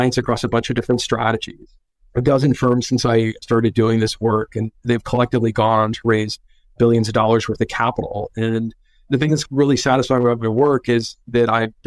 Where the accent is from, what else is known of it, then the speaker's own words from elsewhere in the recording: Northern California, United States; growing up in Northern California is being spoiled with all these things to do outside all year round